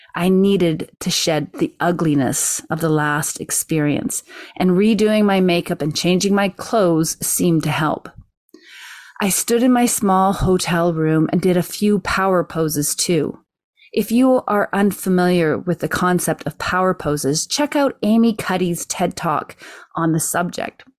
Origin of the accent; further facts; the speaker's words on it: Canada; being Canadian